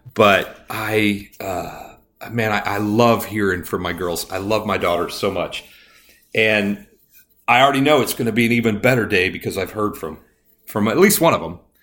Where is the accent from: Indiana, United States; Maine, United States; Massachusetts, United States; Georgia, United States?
Indiana, United States; I grew up in Indiana